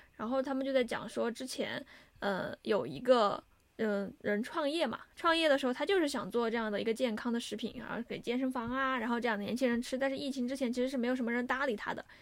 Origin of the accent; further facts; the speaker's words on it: China; 我是中国人